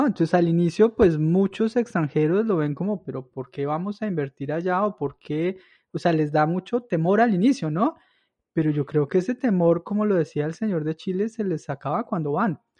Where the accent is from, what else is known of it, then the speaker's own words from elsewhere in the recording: Villa de Leyva, Boyacá, Colombia; moved away; yo soy de Villa de Leyva